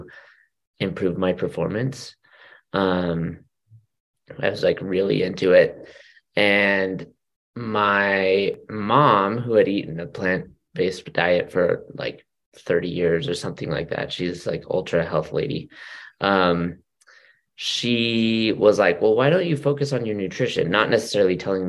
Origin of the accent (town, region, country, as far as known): Utah, United States; born or raised there; now in Orem, United States